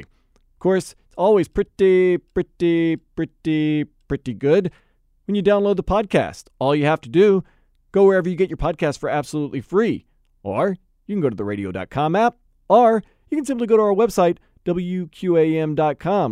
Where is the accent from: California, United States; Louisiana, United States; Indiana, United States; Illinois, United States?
Louisiana, United States; New Orleans; now in South Florida, United States; New Orleans, my hometown